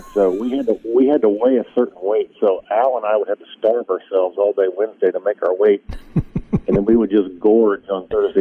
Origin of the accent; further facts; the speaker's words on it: Illinois, United States; I grew up in Illinois, but right on the border of, the Missouri line